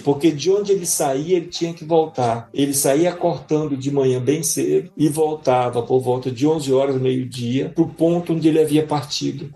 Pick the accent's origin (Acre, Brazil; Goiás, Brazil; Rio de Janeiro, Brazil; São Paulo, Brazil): Acre, Brazil; Rio Branco; E fui nascido e criado na beira do Rio Acre, em Rio Branco.